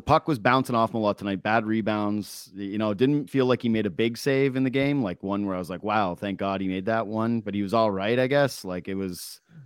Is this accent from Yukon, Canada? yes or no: yes; Yukon, Canada; growing up in the Yukon and you play on the the the, the provincial team or the territory team